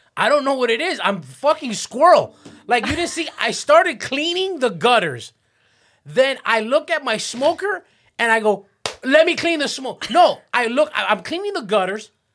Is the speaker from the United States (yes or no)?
yes; Miami Beach, Florida, United States; I grew up on, on South Beach